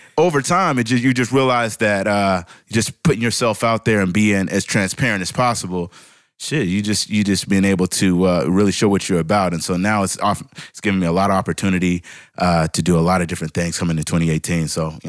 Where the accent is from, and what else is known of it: Seattle, Washington, United States; now in Atlanta, United States